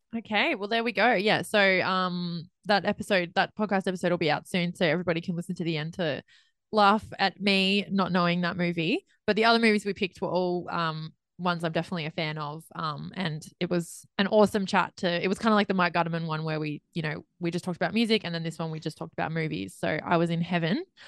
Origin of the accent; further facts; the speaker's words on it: Australia; I'm Australian